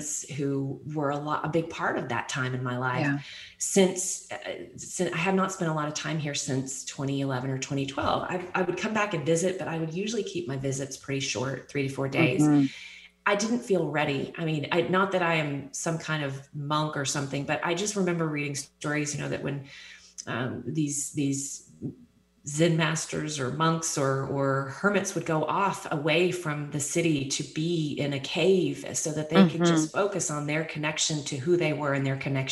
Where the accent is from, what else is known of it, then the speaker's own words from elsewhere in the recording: Texas, United States; moved away; growing up in Texas